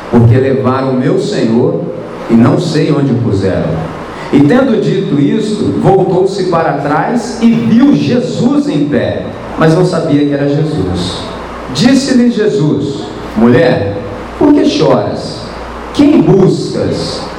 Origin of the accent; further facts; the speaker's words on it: Brazil; nós somos brasileiros